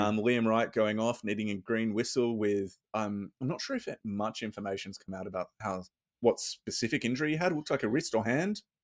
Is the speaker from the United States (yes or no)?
no; Australia; I'm just gonna be a proud Aussie